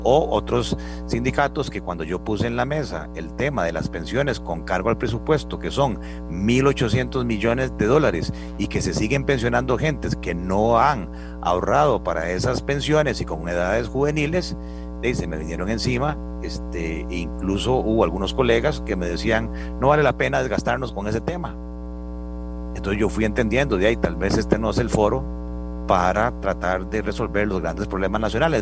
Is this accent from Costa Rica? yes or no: yes; Costa Rica; todos somos costarricenses